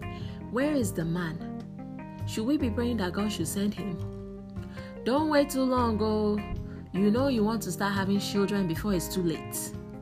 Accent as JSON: {"language": "English", "country": "Nigeria", "said": "Our parents also had a preference as to who to marry as a Nigerian."}